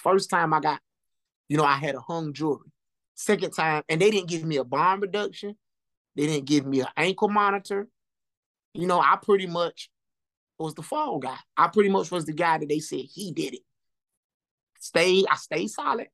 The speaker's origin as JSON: {"language": "English", "town": "Lumberton", "region": "North Carolina", "country": "United States", "tie": "born or raised there", "said": "me growing up in Lumberton"}